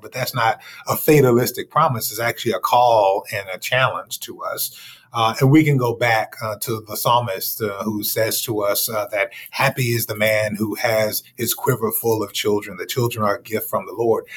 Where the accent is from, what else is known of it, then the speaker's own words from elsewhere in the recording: Dallas, Texas, United States; I grew up in Dallas, Texas